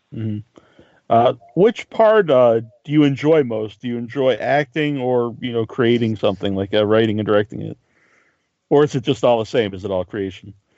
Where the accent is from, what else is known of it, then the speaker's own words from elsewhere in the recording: Cape Cod, Massachusetts, United States; we're both from Cape Cod in Massachusetts